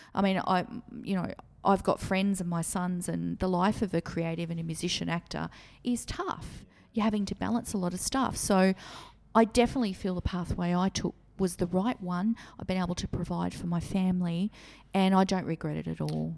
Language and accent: English; Maitland, New South Wales, Australia; the Maitland area. This was my hometown